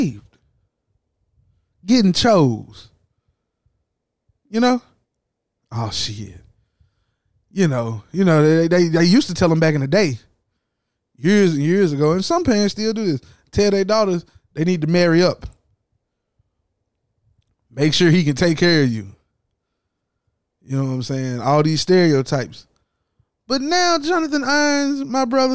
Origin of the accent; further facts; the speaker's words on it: the South, United States; I'm from the South.